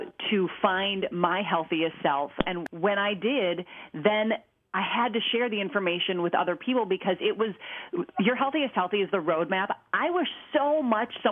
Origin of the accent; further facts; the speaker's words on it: Minnesota, United States; I grew up in Minnesota, the land of cows, so I ate a lot of meat growing up.